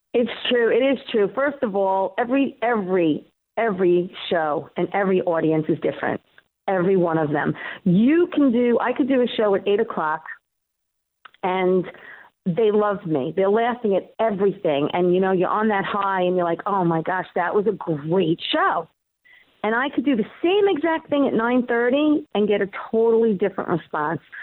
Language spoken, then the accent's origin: English; New York City, New York, United States; accent: Queens; my accent, my Queen's accent